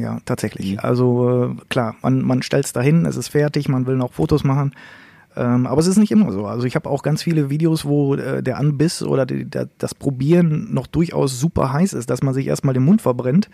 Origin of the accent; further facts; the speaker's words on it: Münsterland, North Rhine-Westphalia, Germany; bei uns im Münsterland